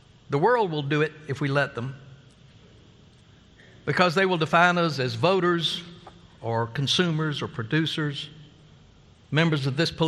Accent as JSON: {"language": "English", "region": "Oklahoma", "country": "United States", "said": "We're from Oklahoma"}